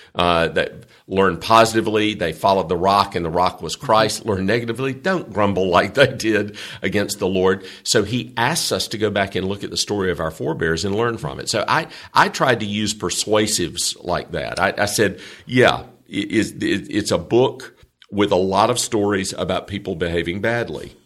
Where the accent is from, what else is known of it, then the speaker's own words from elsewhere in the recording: the South, United States; I'm from the South, and Southerners are kind of weird about our people